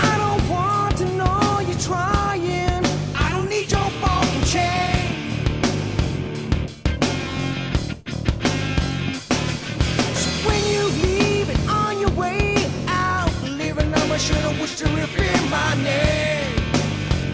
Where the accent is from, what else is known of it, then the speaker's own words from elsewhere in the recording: California, United States; I'm from California.